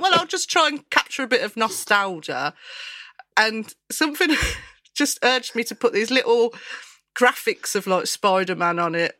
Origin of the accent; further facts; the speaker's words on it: Birmingham, West Midlands, United Kingdom; accent: Brummie; I'm quite Brummie as well.